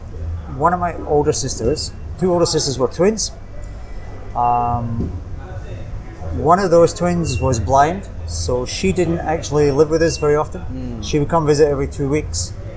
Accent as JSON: {"language": "English", "town": "Kilmarnock", "region": "Scotland", "country": "United Kingdom", "tie": "born or raised there", "also_born_or_lived": "Aberdeen / Singapore", "moved": "as an adult", "lives_now": "Bangkok, Thailand", "said": "I grew up in a place called Kilmarnock in Scotland. Southwest Scotland, about 23 miles from Glasgow. Mm. Fairly small town, kind of light industry. Used to be a coal mining area."}